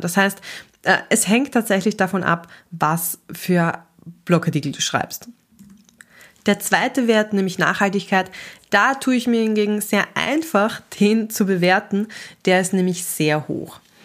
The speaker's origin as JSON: {"language": "German", "country": "Austria", "said": "ich selber bin Österreicherin"}